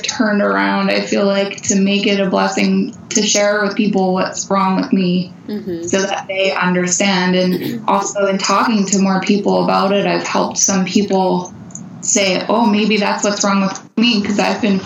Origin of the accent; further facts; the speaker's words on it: Pennsylvania, United States; we're from Pennsylvania. I grew up in the woods.